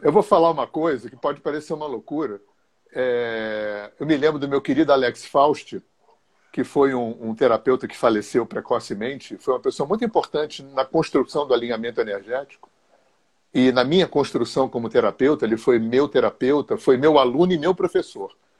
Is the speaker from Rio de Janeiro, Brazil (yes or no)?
yes; Rio de Janeiro, Brazil; moved away as an adult; also born or lived in Visconde de Mauá; Eu sou cria de Laranjeiras, né? Morava aí na General Glicério